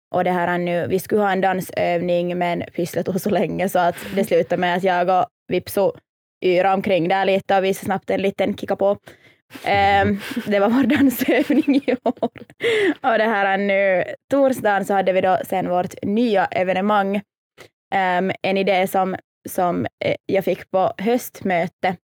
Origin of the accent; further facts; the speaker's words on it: Helsinki, Uusimaa, Finland; Jag är helt här från Helsingfors